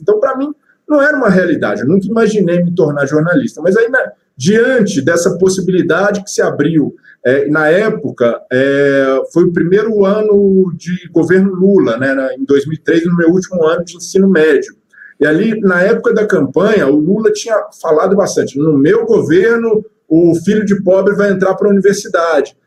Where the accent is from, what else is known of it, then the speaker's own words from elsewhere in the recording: Belo Horizonte, Minas Gerais, Brazil; sou, sou, mineiro de BH. Tenho família espalhada né, no interior de Minas, mas nasci em BH